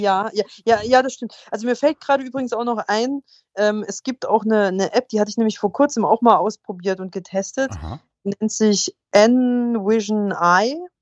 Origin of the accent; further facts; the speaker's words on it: Germany